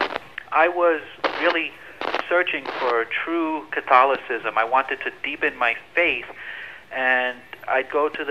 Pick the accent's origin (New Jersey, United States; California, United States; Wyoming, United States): New Jersey, United States; Rockaway; Rockaway, New Jersey